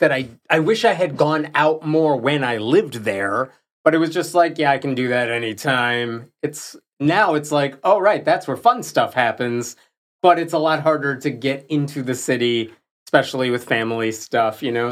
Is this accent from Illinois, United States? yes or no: yes; Chicago, Illinois, United States; I grew up in and around Chicago, different parts of the suburbs